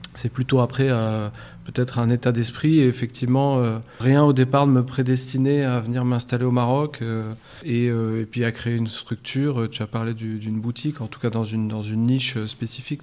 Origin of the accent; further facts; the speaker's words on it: Versailles, Île-de-France, France; moved away as an adult; now in Morocco; moi j'ai grandi en France, en région parisienne, une, dans une ville qui s'appelle Versailles